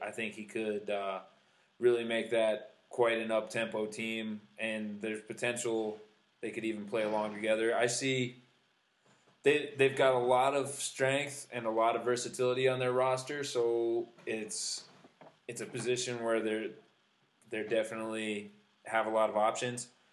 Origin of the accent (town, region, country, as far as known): United States